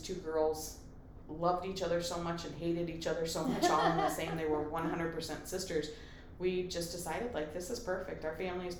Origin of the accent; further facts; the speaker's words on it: Colorado, United States; now in Michigan, United States; And I grew up in Colorado. I love the outdoors and I appreciate the mountains and I can say I never took the mountains for granted. I looked at Pikes Peak every morning and I appreciated the snow on the caps and I loved Colorado